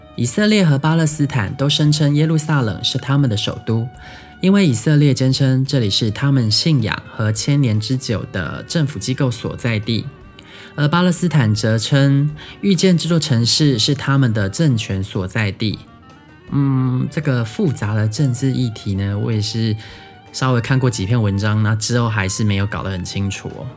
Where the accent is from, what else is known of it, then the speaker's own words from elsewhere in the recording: southern Taiwan, Taiwan; first language Taiwanese Hokkien; Chinese is a second language; 也不是所有南部人都跟我一样啦，但我从小在讲台语的